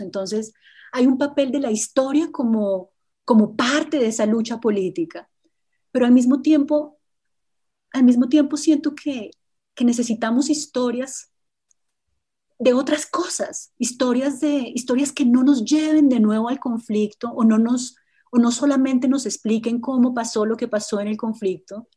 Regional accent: Colombia; como colombiana y como historiadora

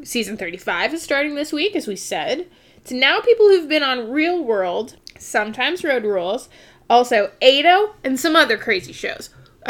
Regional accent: Canada; We're Canadian.

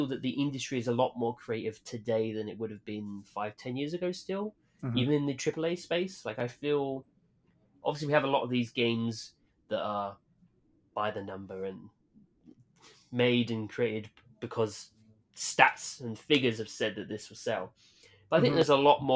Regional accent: United Kingdom; my hometown in the UK

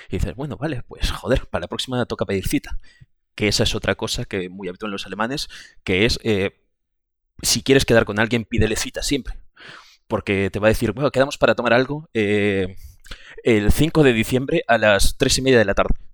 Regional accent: Galicia, Spain; yo, como ya he comentado, vengo de Galicia y el transporte público es malísimo, pero malísimo, malísimo.

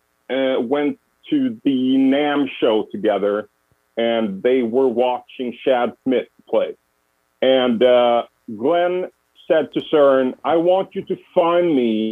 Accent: Sweden; moved away as an adult; also born or lived in United States; I moved back from the States. Yeah, I moved back to Sweden

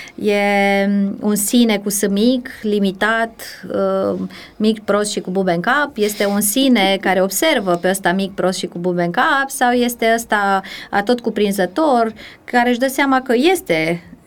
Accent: Timișoara, Timiș County, Romania; moved away as an adult; now in Bucharest, Romania; sunt timișoreancă, născută, crescută

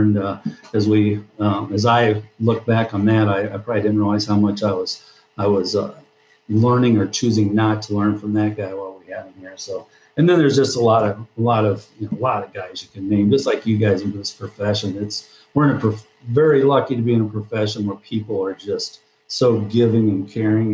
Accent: Deep River, Iowa, United States; I grew up in Deep River, Iowa, big metropolis, uh, about 10 houses

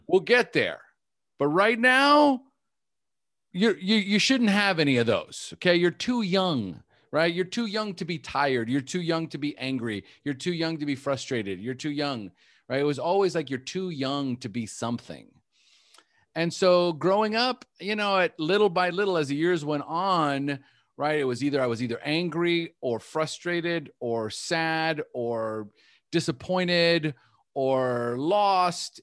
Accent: United States; first language English; born in the United States. So my first language is English

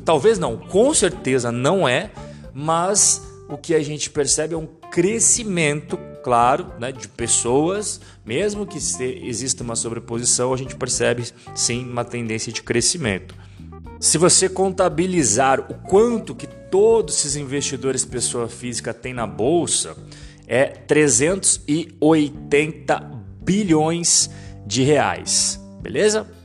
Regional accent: Brazil; eu, como brasileiro

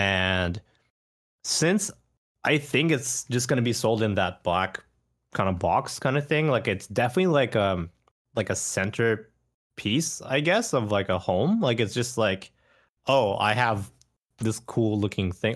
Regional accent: Canada; I grew up in Canada and I didn't speak Japanese as a kid

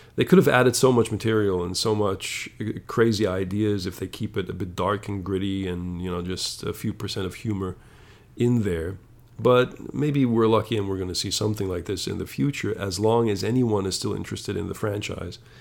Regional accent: Germany; I come from Germany

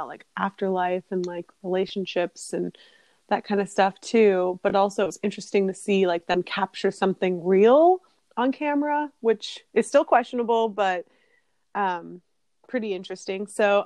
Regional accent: California, United States; we're from California

